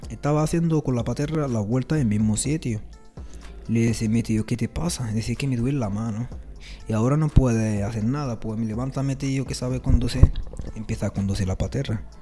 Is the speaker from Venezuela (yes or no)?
no; Rif, Morocco; Spanish is a second language; Yo soy de Riff, que así lo hacemos todos los refeños. Hay Marruecos, parte de, parte de refes eh, un bereber.